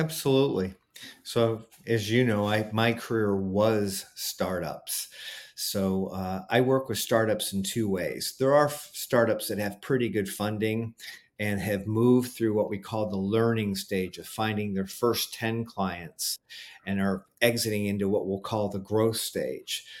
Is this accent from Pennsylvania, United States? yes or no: no; Cleveland, Ohio, United States; my hometown of Cleveland, Ohio